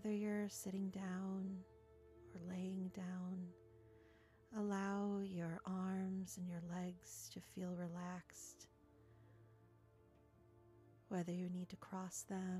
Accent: Skokie, Illinois, United States; I grew up in Skokie, so Midwest represent

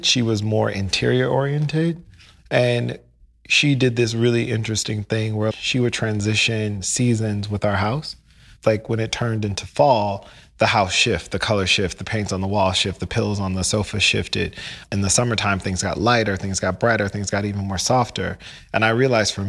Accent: Midwest, United States; moved away; also born or lived in St. Louis / Chicago / New York City; I grew up in the Midwest in a classic Americana way

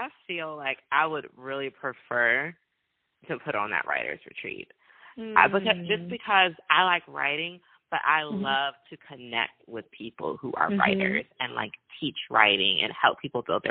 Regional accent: Richmond, Virginia, United States; I am from Richmond, Virginia. I'm still living in Richmond, Virginia.

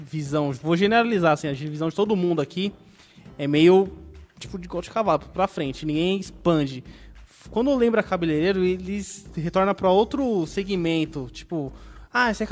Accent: Boituva, São Paulo, Brazil; Eu sou nascido e criando em Boituva.

